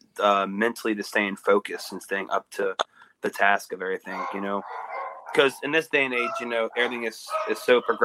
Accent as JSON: {"language": "English", "region": "Louisiana", "country": "United States", "said": "I'm from Louisiana"}